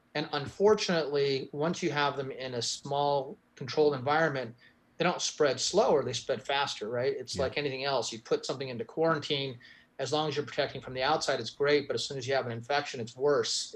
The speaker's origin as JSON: {"language": "English", "region": "New Mexico", "country": "United States", "said": "my home state of New Mexico"}